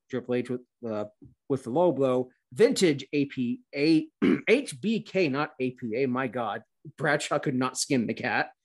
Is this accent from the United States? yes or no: no; Canada; I'm a Christian Canadian